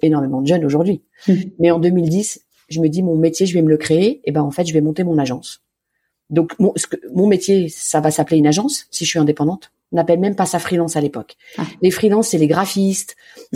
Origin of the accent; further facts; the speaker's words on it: Lyon, Auvergne-Rhône-Alpes, France; j'ai grandi à Lyon, dans un très joli quartier qui est un peu un village dans la ville qui s'appelle le Point du Jour.